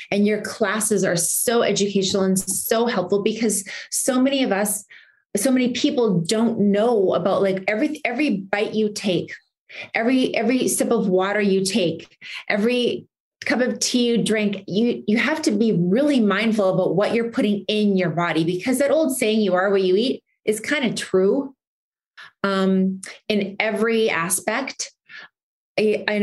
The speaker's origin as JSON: {"language": "English", "country": "Canada", "lives_now": "United States", "said": "because I mean, I'm I'm Canadian, we have a different system over there"}